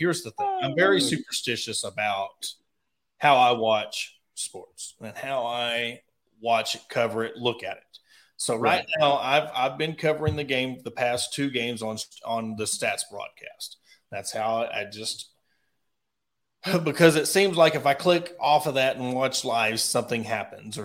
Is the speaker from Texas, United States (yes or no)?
no; Ozark, Arkansas, United States; I was born and raised in Ozark, Arkansas